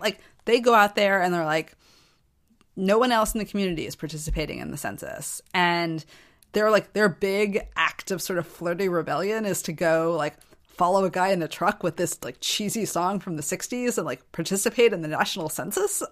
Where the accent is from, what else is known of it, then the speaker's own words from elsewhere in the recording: United States; I grew up in American society